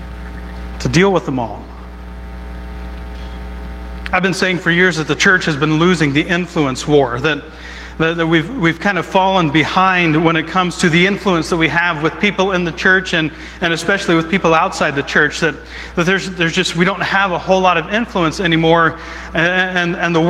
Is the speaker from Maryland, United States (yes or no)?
no; Southeast Ohio, United States; moved away; I grew up in Southeast Ohio, which is the Bible Belt